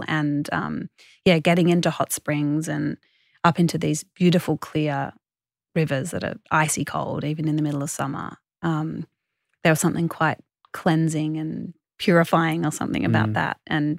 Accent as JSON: {"language": "English", "country": "Australia", "said": "Australians are so connected to the water because we all live close to the coast."}